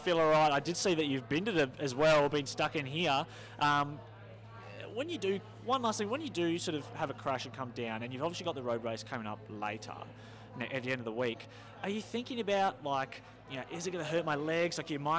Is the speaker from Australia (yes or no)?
yes; Perth, Western Australia, Australia; We've got them over in Perth, where I'm from, on the west side of Australia